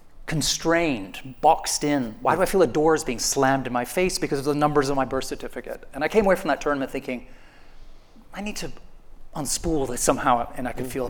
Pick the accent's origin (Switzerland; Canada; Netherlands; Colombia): Canada; now in London, United Kingdom; because I'm Canadian